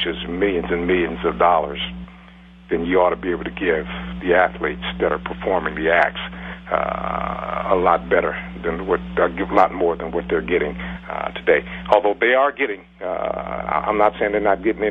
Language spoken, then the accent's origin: English; Columbus, Ohio, United States; I'm right from Columbus, and my family was right here